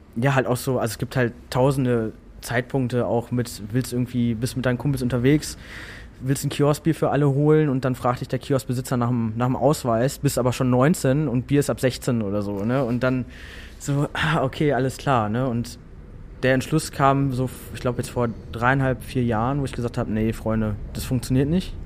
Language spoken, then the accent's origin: German; Hamm, North Rhine-Westphalia, Germany; moved away; also born or lived in Hannover; die wohnen immer noch in Hamm. Äh, auch in einem Haus, wo ich groß geworden bin.